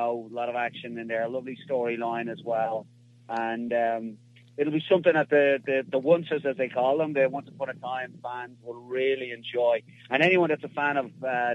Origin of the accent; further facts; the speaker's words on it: Dublin, Leinster, Ireland; I'm Irish. You know, I was born and raised in Dublin in Ireland